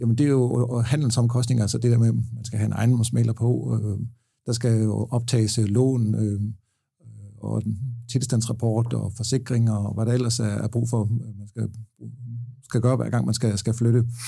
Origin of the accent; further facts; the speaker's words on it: Haderslev, Southern Denmark, Denmark; Haderslev, hvor jeg er fra